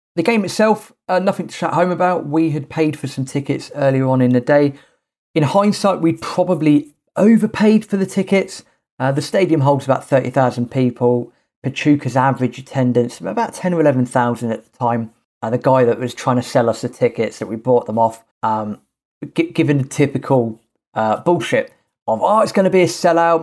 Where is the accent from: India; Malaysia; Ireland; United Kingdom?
United Kingdom; England; being English